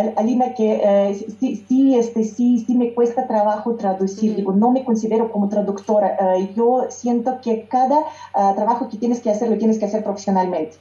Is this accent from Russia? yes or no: yes; Yekaterinburg, Sverdlovsk Oblast, Russia; first language Russian; Spanish is a second language; moved away as an adult; now in Mexico; mi ciudad natal, Ekaterinburg